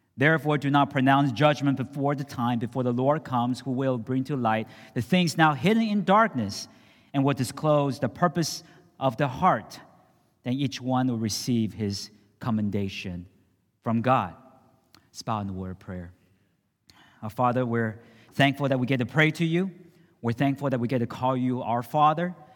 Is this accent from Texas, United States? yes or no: no; San Francisco, California, United States; I grew up in San Francisco